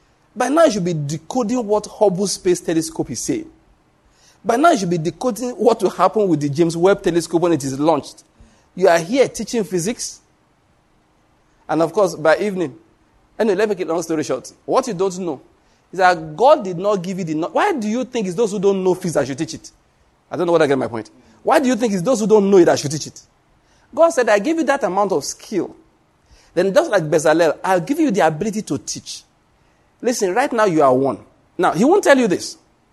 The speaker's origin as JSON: {"language": "English", "country": "Nigeria", "said": "I was able to show them that I came from Nigeria, yes, but I have something in my brain."}